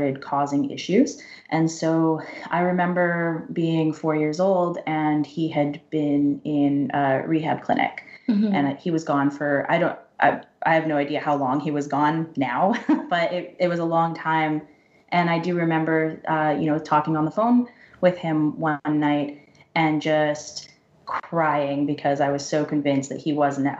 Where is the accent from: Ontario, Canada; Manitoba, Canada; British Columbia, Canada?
British Columbia, Canada; Vancouver; also born or lived in Victoria; I was born and raised in Vancouver